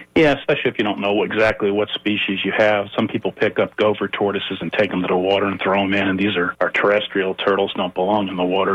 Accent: Connecticut, United States; I grew up in New England, uh, Connecticut specifically

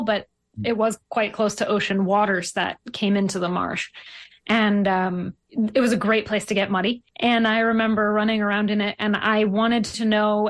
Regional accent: Highland Park, New Jersey, United States; I grew up in Highland Park, New Jersey, which is not very close to the ocean.

